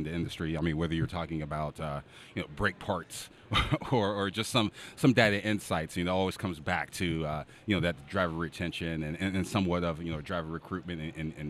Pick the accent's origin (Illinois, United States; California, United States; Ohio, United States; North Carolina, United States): Ohio, United States; Cleveland; It's my hometown.